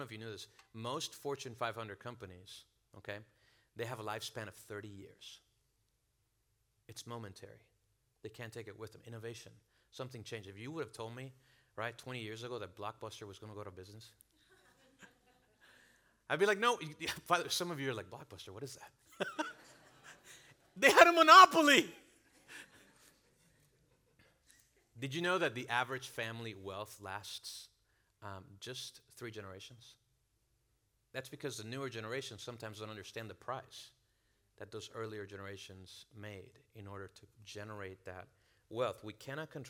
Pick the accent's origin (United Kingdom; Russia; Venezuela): Venezuela; now in United States; I'm from Venezuela